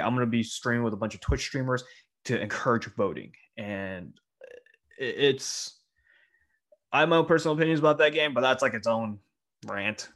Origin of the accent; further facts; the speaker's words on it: SoCal, California, United States; moved away as an adult; also born or lived in Taiwan; we're both immigrants from Taiwan, and we both grew up in, like, the same part of SoCal